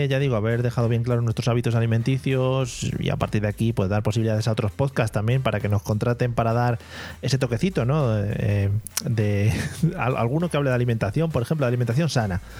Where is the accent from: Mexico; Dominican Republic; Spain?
Spain; Es una cosa que, como buen español, también te digo, 9 de la noche